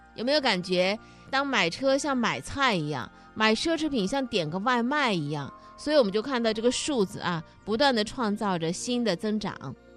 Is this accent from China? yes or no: yes; Zhejiang, China; 咱们浙江人今年到底都买了些啥